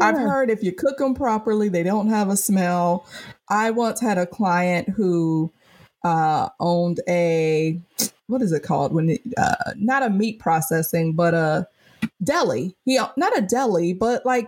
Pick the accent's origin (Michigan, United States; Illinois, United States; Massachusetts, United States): Michigan, United States; Detroit; moved away; also born or lived in Charlotte, North Carolina / New York; I'm born and raised in Detroit, but I also lived in Charlotte for several years